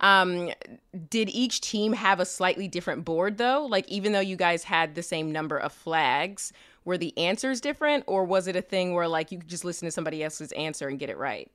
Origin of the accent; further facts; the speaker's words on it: Kansas City, United States; we're both from Kansas City